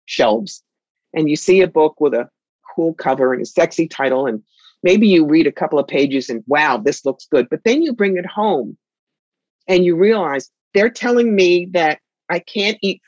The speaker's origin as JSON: {"language": "English", "town": "Cherry Hill", "region": "New Jersey", "country": "United States", "tie": "born or raised there", "moved": "yes", "lives_now": "upstate New York, United States", "said": "I grew up outside Philly in Cherry Hill, New Jersey"}